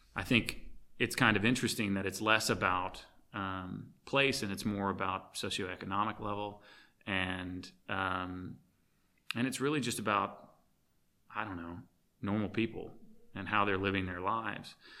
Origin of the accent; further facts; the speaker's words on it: Arkansas, United States; growing up in Arkansas